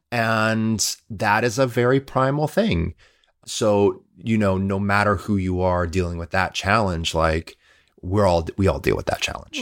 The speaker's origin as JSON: {"language": "English", "region": "Midwest", "country": "United States", "said": "I'm a Midwesterner"}